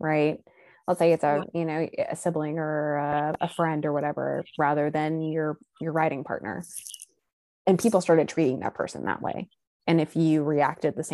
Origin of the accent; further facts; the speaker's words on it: Texas, United States; moved away; I'm from Texas.